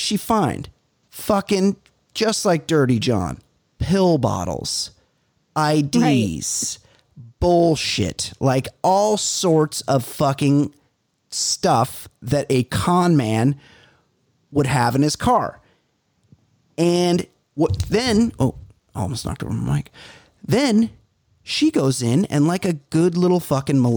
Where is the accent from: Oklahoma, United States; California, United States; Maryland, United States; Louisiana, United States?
California, United States; Newport Beach; Newport Beach, California, where I grew up.